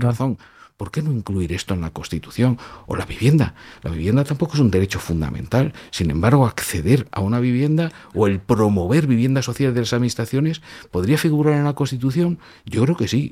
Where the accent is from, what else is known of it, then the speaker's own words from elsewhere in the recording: Germany; also born or lived in Madrid; now in Spain; Yo nací en Alemania